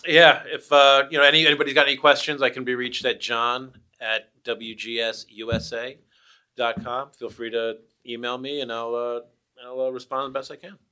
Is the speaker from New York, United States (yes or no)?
yes; New York, United States; now in Portland, United States; I'm from the East Coast, I'm from New York